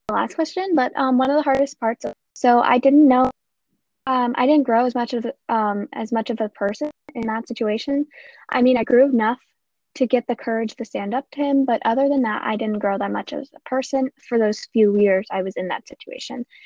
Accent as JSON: {"language": "English", "region": "Ohio", "country": "United States", "said": "I am 15 years old and I'm from Ohio."}